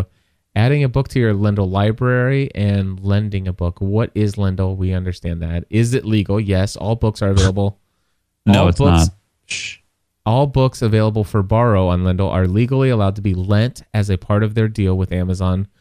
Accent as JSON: {"language": "English", "region": "Kentucky", "country": "United States", "said": "I'm from Kentucky."}